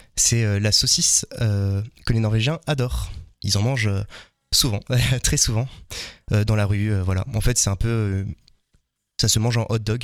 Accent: France; nous en tant que Français

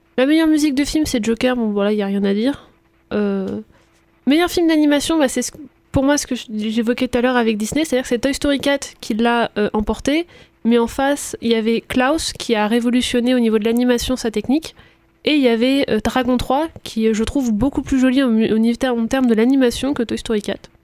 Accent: France; chez nous en France

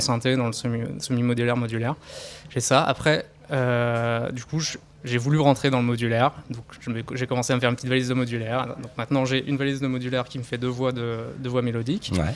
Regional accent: near Dreux, Chartres area, Centre-Val de Loire, France; je viens de à côté de Dreux, région Chartraine.

